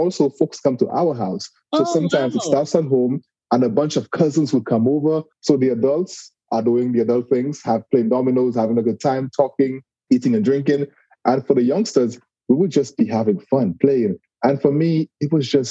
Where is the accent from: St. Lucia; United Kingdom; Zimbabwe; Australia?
St. Lucia; now in Walton, United States; I'm originally from a very small island in the Caribbean called St. Lucia